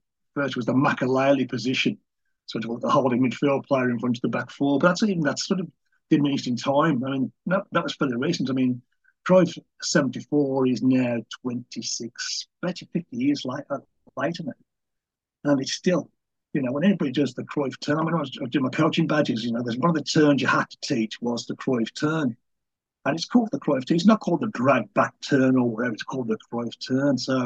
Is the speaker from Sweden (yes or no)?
no; England, United Kingdom; I'm English and sort of quite old